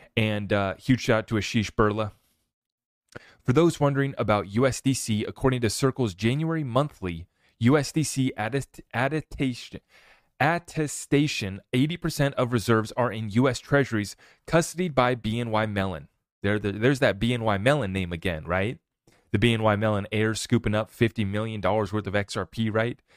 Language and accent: English; United States; as an American